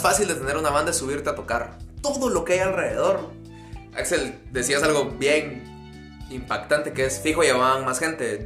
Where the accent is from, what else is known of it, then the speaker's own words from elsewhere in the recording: Amatitlán, Guatemala Department, Guatemala; nosotros somos de Matitlán, que está como un poco lejos de la capital